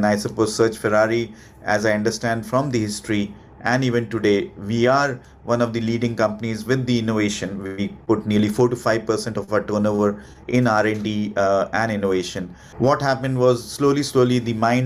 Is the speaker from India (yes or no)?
yes; India; moved away as an adult; also born or lived in Paris, France; I was born and brought up in India. I studied there. I worked there for nearly 6 to 7 years.